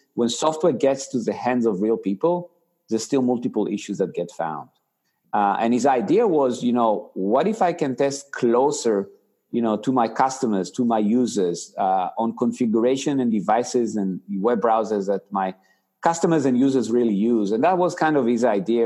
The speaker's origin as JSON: {"language": "English", "country": "Israel", "tie": "born or raised there", "accent": "Israeli", "moved": "yes", "said": "I actually grew up in Israel. So you know that's why you know your audience can you know sees my funny accent it's actually an israeli accent"}